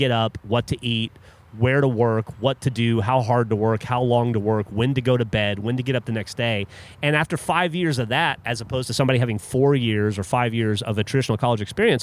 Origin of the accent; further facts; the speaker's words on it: Alabama, United States; moved away as an adult; now in Austin, United States; I grew up in Alabama.